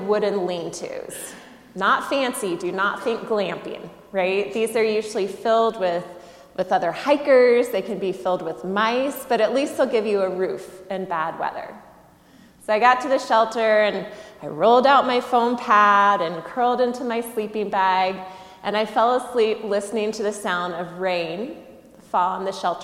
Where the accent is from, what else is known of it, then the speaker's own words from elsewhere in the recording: Southeast, United States; I grew up in the Southeast